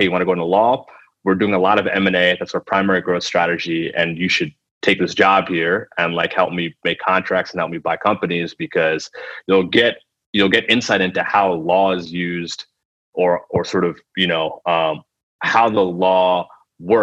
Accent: United States; first language Telugu; being Indian American

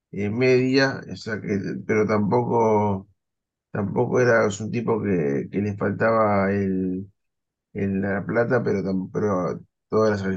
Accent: Argentina; realidad para mí pasó con más, gloria que pena porque soy me argentino, Argentina descendió jugando modo fútbol

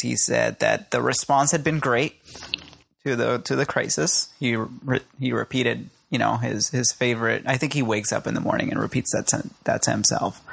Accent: Puerto Rico

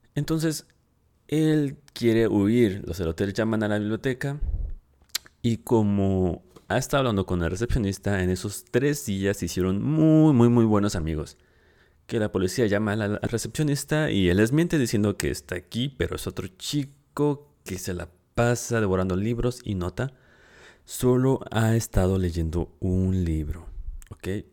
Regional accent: Mexico; aquí en mi país, en México

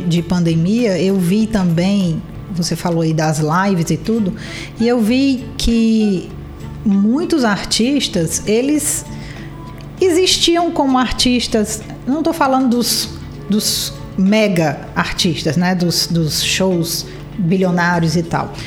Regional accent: Ceará, Brazil; eu sou cearense

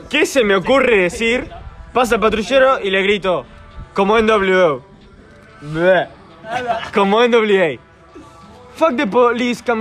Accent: Spain; soy español

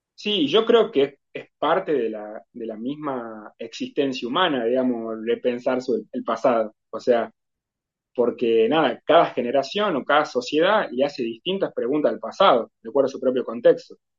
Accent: Tucumán, Argentina; Como tucumano

